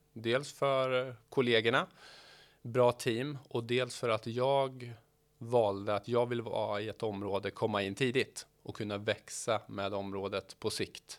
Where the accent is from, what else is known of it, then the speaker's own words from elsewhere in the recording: Norrköping, Östergötland, Sweden; född och uppvuxen i Norrköping